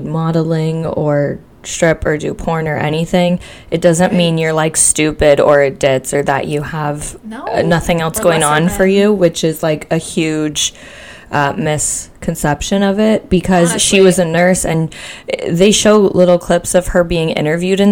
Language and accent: English; Canada; I'm from Canada and not Texas